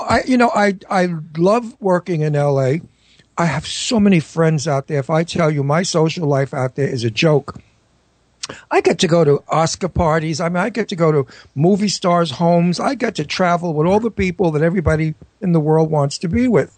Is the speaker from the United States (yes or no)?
yes; New York, United States; moved away as an adult; also born or lived in California; I'm a New Yorker. I've got to get back to New York and I want to be in my town.